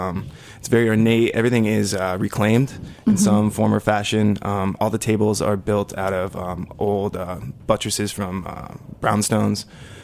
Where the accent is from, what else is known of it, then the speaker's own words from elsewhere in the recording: Fort Collins, Colorado, United States; now in Brooklyn, United States; I come from Fort Collins, Colorado, the home of amazing beer.